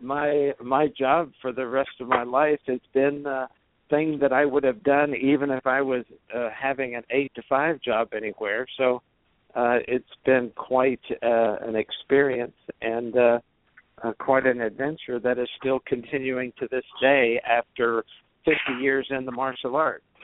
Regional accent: Kingsville, Texas, United States; moved away as an adult; also born or lived in Washington, D.C.; I was uh, from uh, Kingsville, Texas, which was fairly close to University of Texas in Austin

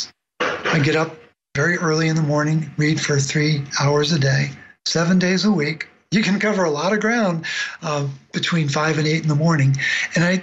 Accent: Baltimore, Maryland, United States; I grew up in Baltimore

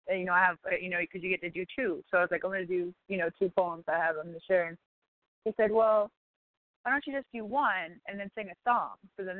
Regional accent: Maryland, United States; I'm from Maryland also

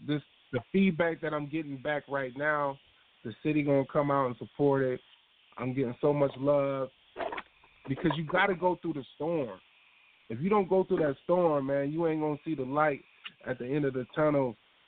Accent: Des Moines, Iowa, United States; born or raised there

